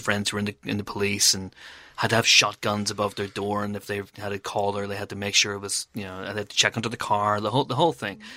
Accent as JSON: {"language": "English", "area": "Banbridge", "region": "Northern Ireland", "country": "United Kingdom", "tie": "born or raised there", "moved": "yes", "said": "I went once to a football match for my hometown, Baton Rouge in Northern Ireland."}